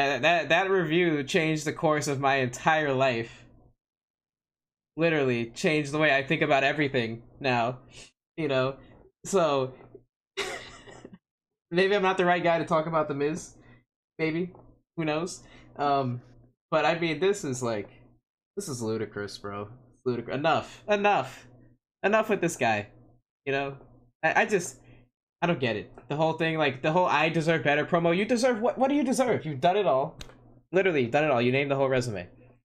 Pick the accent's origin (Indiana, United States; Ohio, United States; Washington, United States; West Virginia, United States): Ohio, United States; Cleveland; We were just in Cleveland. My hometown. You think I called any of my friends that I went to high school with?